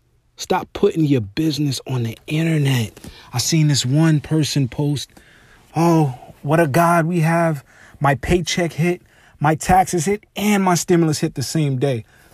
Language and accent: English; New York, United States; Because, you know, we're from New York.